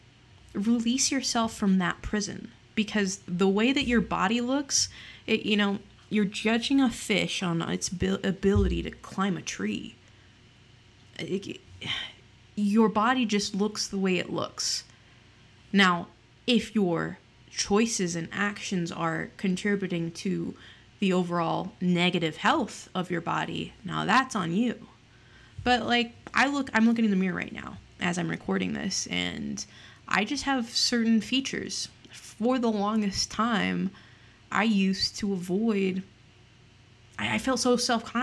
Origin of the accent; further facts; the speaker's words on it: Utah, United States; I am from Utah. Utah is known for its very heavily religious aspect, and I grew up in the church aforementioned